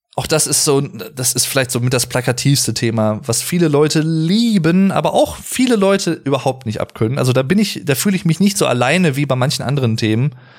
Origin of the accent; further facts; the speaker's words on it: Arnsberg, North Rhine-Westphalia, Germany; Bei uns hier im Sauerland, wo ich wohne, wo ich herkomme, in Arnsberg